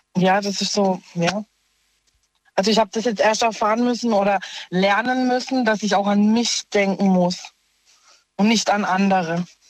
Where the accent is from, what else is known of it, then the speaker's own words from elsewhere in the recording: Offenburg, Baden-Württemberg, Germany; ich komme aus Offenburg